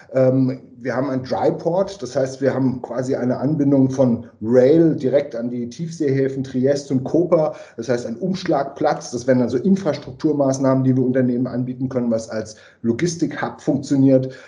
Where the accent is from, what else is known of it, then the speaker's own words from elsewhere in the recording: Frankfurt am Main, Hesse, Germany; now in Carinthia, Austria; ich bin ursprünglich äh, aus Deutschland, Frankfurt am Main